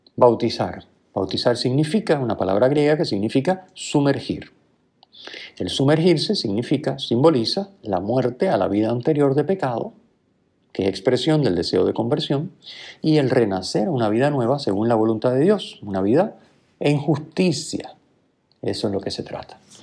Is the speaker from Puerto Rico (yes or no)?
yes; Puerto Rico; diríamos nosotros, ¿verdad? Aquí en Puerto Rico